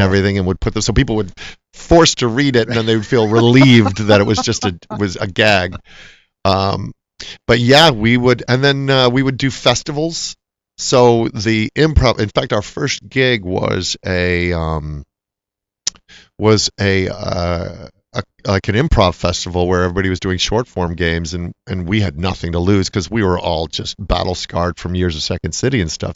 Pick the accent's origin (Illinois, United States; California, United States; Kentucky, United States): Illinois, United States; Chicago; also born or lived in New York; now in Los Angeles, United States; I grew up in Chicago where you're constantly moving your weather with shovels